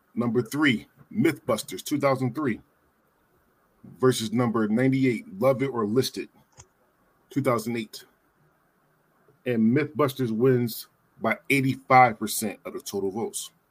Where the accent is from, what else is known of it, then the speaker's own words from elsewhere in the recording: Philadelphia, Pennsylvania, United States; I grew up in Philly